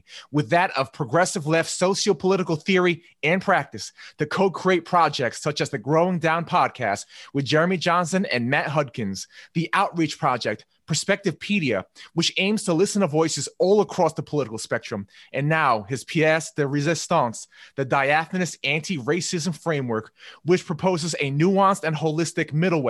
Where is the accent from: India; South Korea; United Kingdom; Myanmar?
South Korea; Like, I know I'm Korean, but I'm actually terrible at StarCraft.